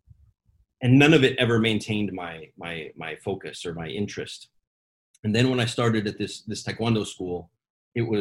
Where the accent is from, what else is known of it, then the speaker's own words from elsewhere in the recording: Fairbanks, Alaska, United States; there was only one karate school in our town where I grew up in Fairbanks, Alaska